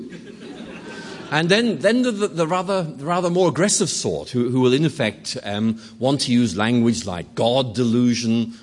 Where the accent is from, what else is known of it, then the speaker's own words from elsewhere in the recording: Northern Ireland, United Kingdom; I grew up in Northern Ireland